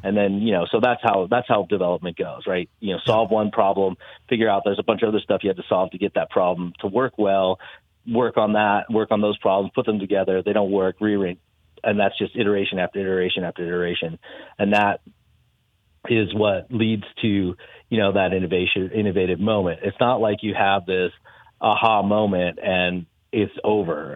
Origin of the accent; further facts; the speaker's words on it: Colorado, United States; moved away; also born or lived in San Diego / Northern California; I grew up in Colorado